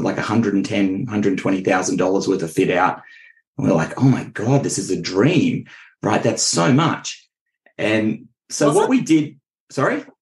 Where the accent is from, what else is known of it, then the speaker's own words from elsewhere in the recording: Richmond, Australia; moved away as an adult; now in Central Coast, Australia; I grew up in Richmond, which is nowhere near the beach.